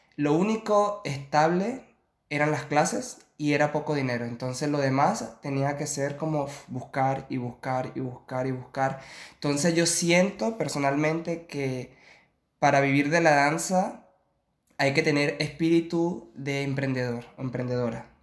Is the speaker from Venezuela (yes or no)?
yes; Venezuela; moved away as an adult; also born or lived in Chile; now in Barcelona, Spain; soy venezolano, tengo ahorita 29 años de edad